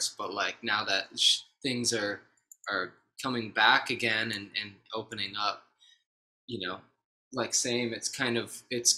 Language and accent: English; Bay Area, California, United States; moved away as an adult; now in Los Angeles, United States; growing up in the Bay Area, we, you know, went to high school together